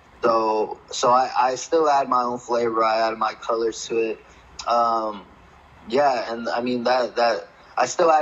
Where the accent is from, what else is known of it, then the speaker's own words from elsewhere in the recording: Los Angeles, California, United States; I was born and raised in Los Angeles